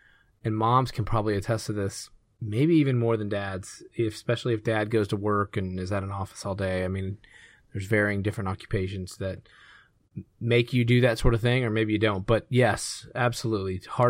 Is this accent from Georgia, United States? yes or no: yes; Georgia, United States; And I grew up in Georgia, 16 years old, license, 15 is when you get your permit.